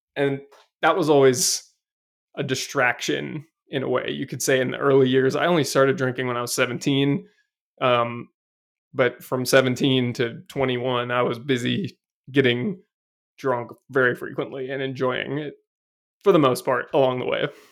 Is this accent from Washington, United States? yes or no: yes; Seattle, Washington, United States; I grew up in Seattle, and I'm an only child